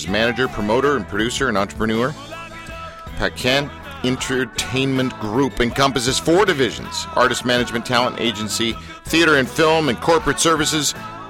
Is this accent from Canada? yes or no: yes; Canada; and I'm a Canadian